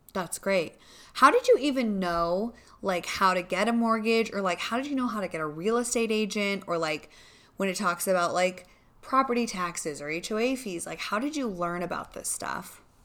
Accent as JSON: {"language": "English", "region": "California", "country": "United States", "moved": "as an adult", "lives_now": "Colorado Springs, United States", "said": "we're from California"}